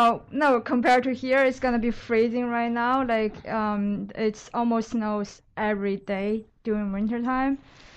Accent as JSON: {"language": "English", "region": "Northeast China", "country": "China", "tie": "born or raised there", "also_born_or_lived": "Dalian, Liaoning, China", "moved": "as an adult", "lives_now": "New York City, United States", "said": "I grew up in China. It's northeastern part of China. It's very close to Russia and Mongolia border."}